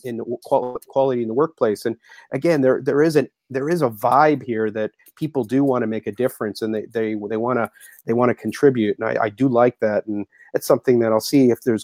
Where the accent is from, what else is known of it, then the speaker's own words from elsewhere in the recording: Mississauga, Ontario, Canada; moved away as an adult; also born or lived in Japan; Born and bred in Toronto, Mississauga.